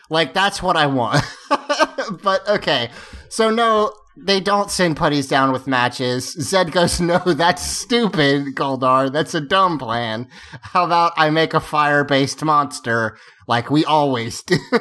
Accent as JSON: {"language": "English", "region": "the Carolinas", "country": "United States", "said": "I'm from the Carolinas"}